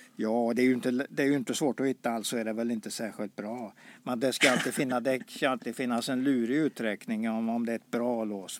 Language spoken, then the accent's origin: Swedish; Karlsborg, Västra Götaland, Sweden; moved away; jag är född i Karlsborg